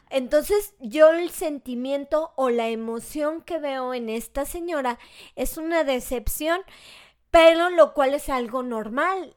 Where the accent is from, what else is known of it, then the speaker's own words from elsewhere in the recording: Mexico; nos pasa como mexicano